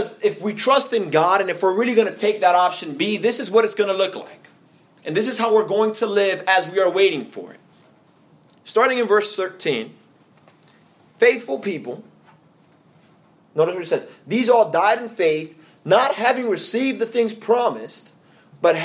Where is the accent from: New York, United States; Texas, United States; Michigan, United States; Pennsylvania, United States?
New York, United States; New York City; now in Atlanta, United States; here in Atlanta, I am an outsider because I'm from New York City